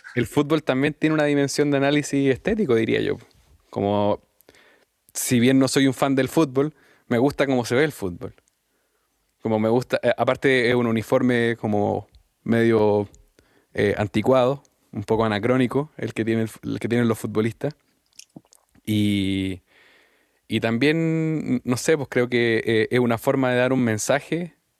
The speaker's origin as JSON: {"language": "Spanish", "country": "Chile", "also_born_or_lived": "London", "moved": "as an adult", "said": "yo me fui de Chile em, a estar un rato afuera, qué sé yo, por, por proyectos familiares. Y, mm, y volví"}